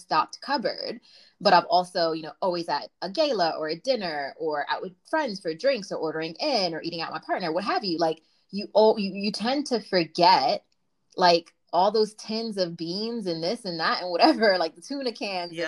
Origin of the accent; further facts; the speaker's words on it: New York City, New York, United States; I'm from Brooklyn, BK for life.